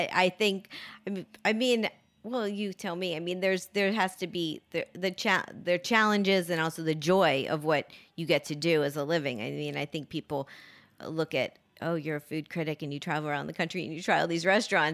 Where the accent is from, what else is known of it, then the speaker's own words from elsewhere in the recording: Miami, Florida, United States; now in New York, United States; next time I go down to Miami, because that's my hometown